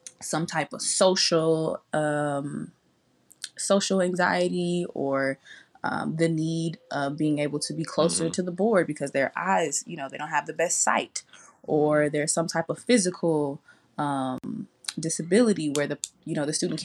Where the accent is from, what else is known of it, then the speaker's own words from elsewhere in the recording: California, United States; we both Black, we grew up in California